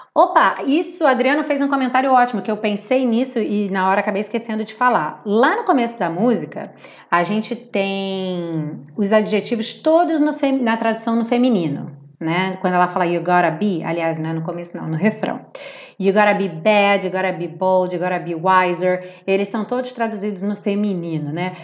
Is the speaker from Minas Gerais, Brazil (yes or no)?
no; Rio de Janeiro, Brazil; accent: carioca; quem fala como eu carioca